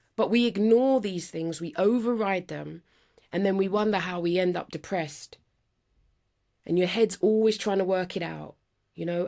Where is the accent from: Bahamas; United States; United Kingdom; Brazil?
United Kingdom; London; I'm from Northwest London